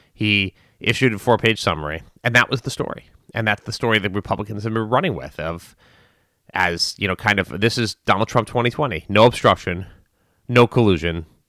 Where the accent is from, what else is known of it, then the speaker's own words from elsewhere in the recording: United States; as an American, or at least this American